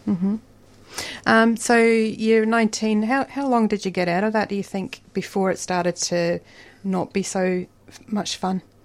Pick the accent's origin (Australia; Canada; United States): Australia; Frankston, Victoria; born or raised there